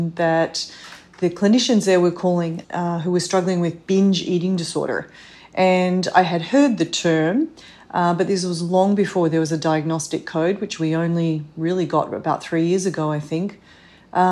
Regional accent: Australia; moved away as an adult; now in New York City, United States; I'm originally from Australia

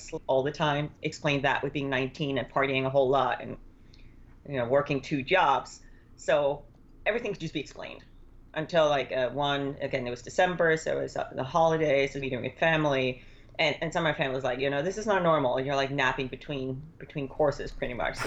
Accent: Denmark; moved away; I grew up in Denmark

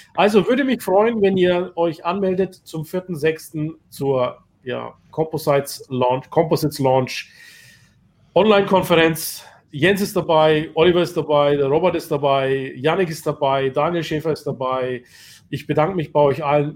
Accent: Bayreuth, Bavaria, Germany; Ich bin ja aus Bayreuth

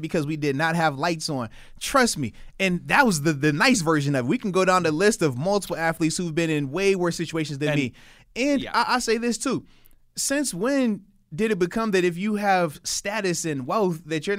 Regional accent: United States; I wasn't born in Africa. I was born in America

